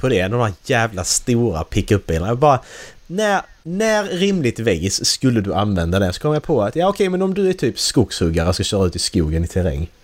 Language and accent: Swedish; Sweden; vårt ledord som svenskar